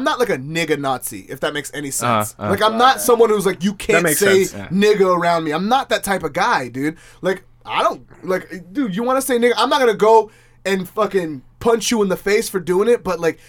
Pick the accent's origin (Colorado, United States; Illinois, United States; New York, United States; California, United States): California, United States; Orange County; I'm from Orange County